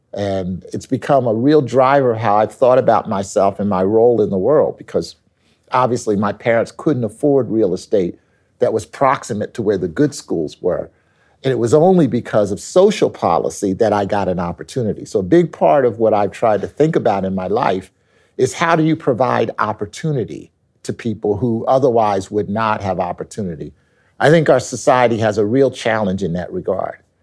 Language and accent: English; Philadelphia, Pennsylvania, United States; I came back to my hometown of Philadelphia